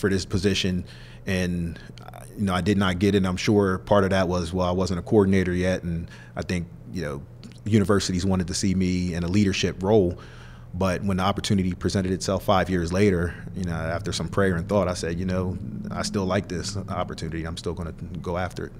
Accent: Middletown, Delaware, United States; moved away; my hometown of Middletown, Delaware

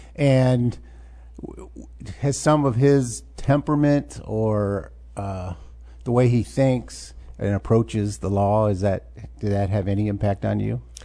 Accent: Urbana, Illinois, United States; now in Champaign, United States; I moved here when I was seven

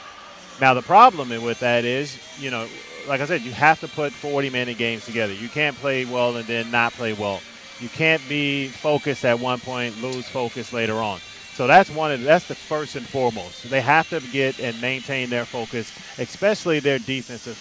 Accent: Chicago, Illinois, United States; I'm from Chicago

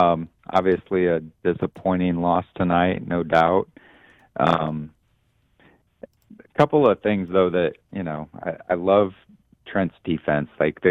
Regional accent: Peoria, Illinois, United States; now in Bloomington, United States; Growing up in Peoria

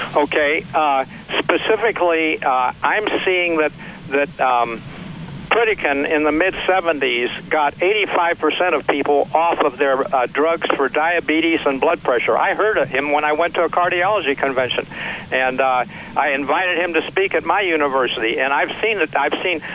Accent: Missouri, United States; also born or lived in St. Louis / Webster Groves / Kansas City; I grew up in Missouri, just below Iowa.

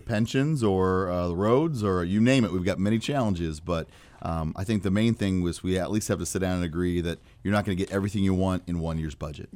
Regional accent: Ford County, Illinois, United States; I'm from Ford County

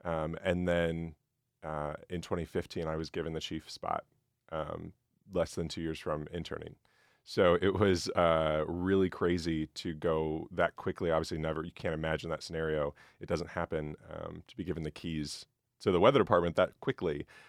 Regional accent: Nebraska, United States; So I'm from Central Nebraska originally, came to Mizzou for the meteorology program.

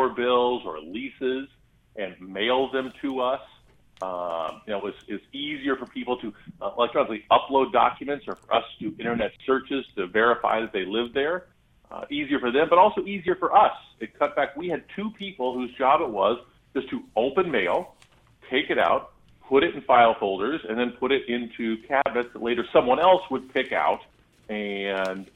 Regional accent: Gifford, Illinois, United States; Gifford, Illinois, my hometown

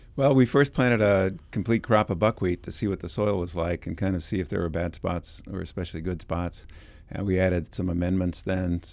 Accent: West Coast, United States; now in Illinois, United States; I'm from the West Coast

